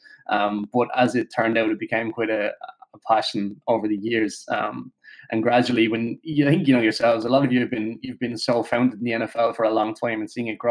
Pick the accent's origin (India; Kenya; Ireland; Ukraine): Ireland; Limerick, Munster; I'm from Limerick as well